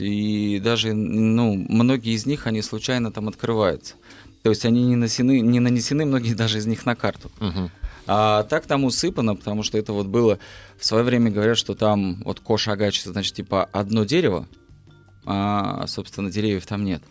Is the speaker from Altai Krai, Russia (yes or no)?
yes; Altai Krai, Russia; moved away; я родился на Алтае